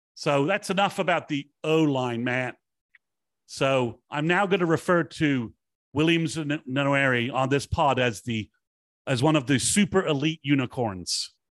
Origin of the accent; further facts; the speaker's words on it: Wales, United Kingdom; also born or lived in England; now in United States; in my youth living in Wales